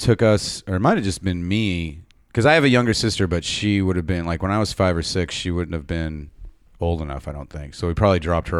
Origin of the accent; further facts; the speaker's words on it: San Diego, California, United States; I grew up in San Diego, California.